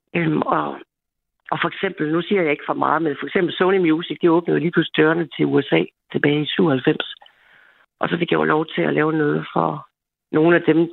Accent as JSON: {"language": "Danish", "country": "Denmark", "said": "Jeg er jo ikke jyde for ingenting"}